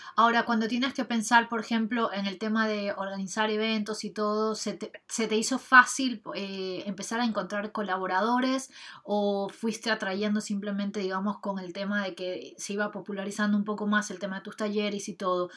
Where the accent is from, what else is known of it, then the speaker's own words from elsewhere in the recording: Ecuador; estuve así también 3, 4 años dictando clases de danza en mi país, en Ecuador